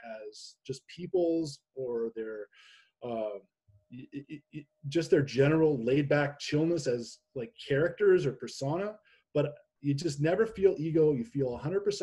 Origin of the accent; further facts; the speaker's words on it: Canada; also born or lived in Nashville, United States; I'm Canadian